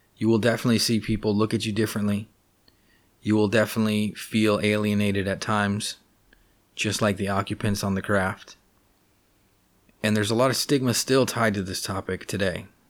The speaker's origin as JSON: {"language": "English", "town": "Los Angeles", "region": "California", "country": "United States", "tie": "born or raised there", "said": "I grew up in Los Angeles, California."}